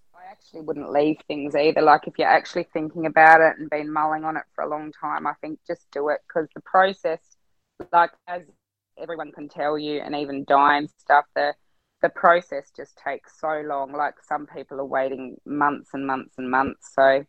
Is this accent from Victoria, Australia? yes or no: yes; Swan Hill, Victoria, Australia; born there; because I got in that I was born in Swan Hill.